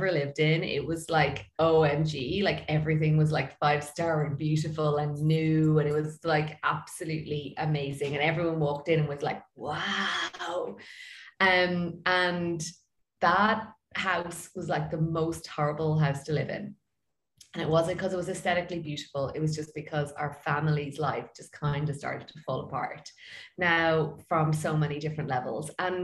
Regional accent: Ireland; I'm from Ireland and I am a feng shui expert

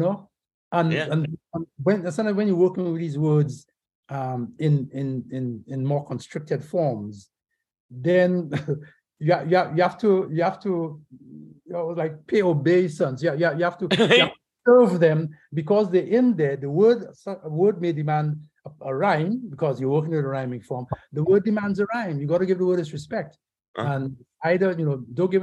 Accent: Castries, St. Lucia; also born or lived in Jamaica; 42 Chisel Street is the first house that I grew up in Castries, St. Lucia

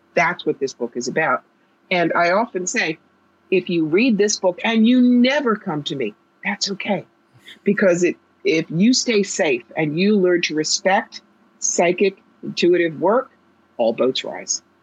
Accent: New York, United States; now in Albany, United States; I'm a New Yorker.

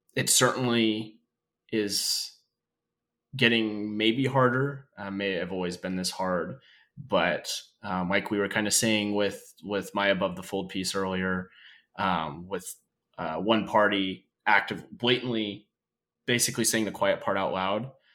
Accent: North Idaho, United States; growing up in North Idaho, going through the public school system

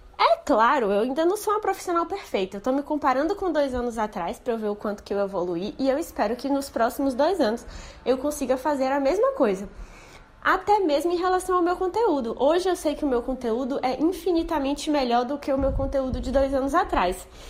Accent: Salvador, Bahia, Brazil; Eu sou de Salvador

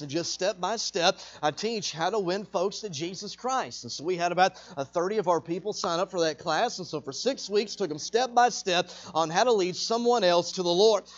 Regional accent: Texas, United States; moved away as an adult; now in Arkansas, United States; I was born and raised in Texas

